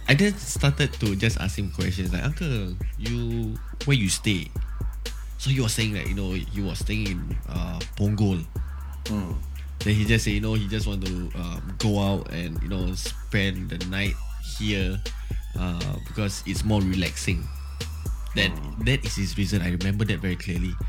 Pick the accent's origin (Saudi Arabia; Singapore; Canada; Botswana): Singapore; Geylang; I'm from Geylang. You know, we are from the same uh, division and, and stuff like that.